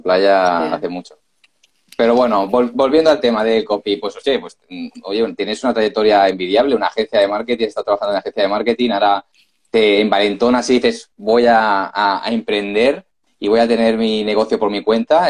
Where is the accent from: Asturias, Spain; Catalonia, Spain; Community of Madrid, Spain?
Catalonia, Spain; Barcelona; nosotros también somos de Barcelona